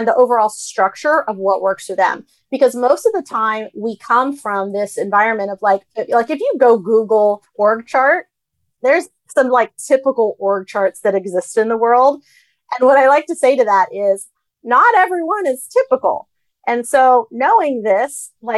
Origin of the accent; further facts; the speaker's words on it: United States; I was the kid that spoke English and was getting an American education and grew up in this culture. Like, I understand American culture because I'm Asian American